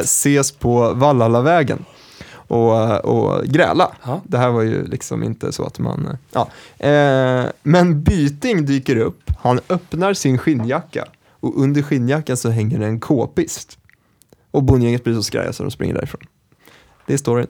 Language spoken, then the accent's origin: Swedish; Stockholm, Stockholm County, Sweden; jag är från Kista